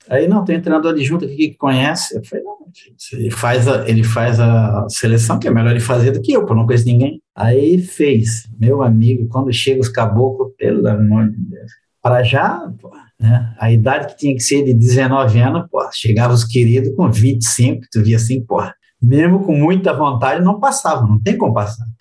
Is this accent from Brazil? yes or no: no; Republic of the Congo; moved away; also born or lived in Europe; eu sou da República do Congo, que é os franceses.